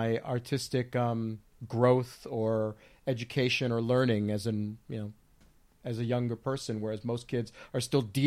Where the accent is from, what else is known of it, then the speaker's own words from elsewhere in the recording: Union City, New Jersey, United States; I was born in Jersey, and Jersey City, actually, and I lived most of my formative years in Union City, New Jersey, in Hudson County